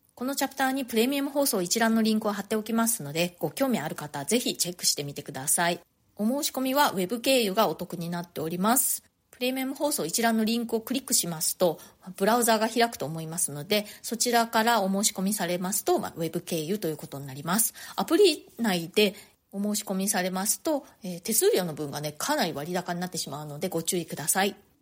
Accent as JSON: {"language": "Japanese", "country": "Japan", "tie": "born or raised there", "moved": "as an adult", "lives_now": "New York, United States", "said": "私も日本で生まれ育った"}